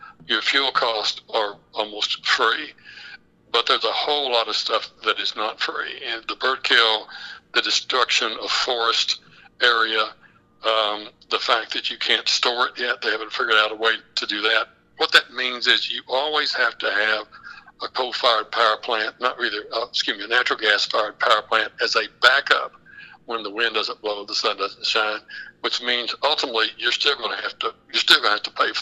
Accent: West Texas, United States

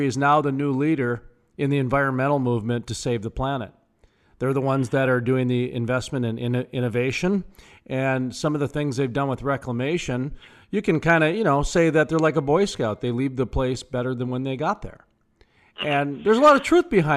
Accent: North Dakota, United States; I'm from North Dakota, where we've got, I think, the cleanest air in the nation, and 70 to 90% of our state's powered by coal.

